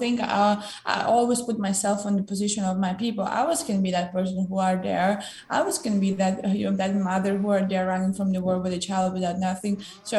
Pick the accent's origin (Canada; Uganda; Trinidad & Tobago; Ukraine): Ukraine; English is a second language; moved away as an adult; now in United States; my country and support my people.